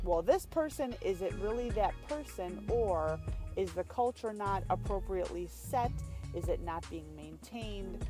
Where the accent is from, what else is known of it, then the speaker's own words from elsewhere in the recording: California, United States; I was born in that state.